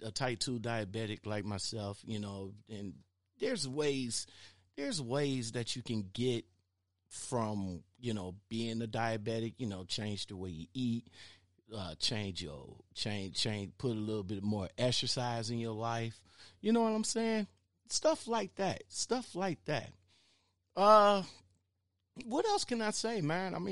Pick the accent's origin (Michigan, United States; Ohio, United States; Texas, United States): Ohio, United States; Cleveland; I'm in the Glenville neighborhood